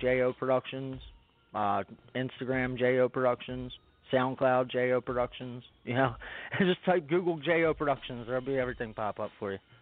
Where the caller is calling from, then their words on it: Spring City, Pennsylvania, United States; I'm calling from Spring City, PA, uh, right outside of Philly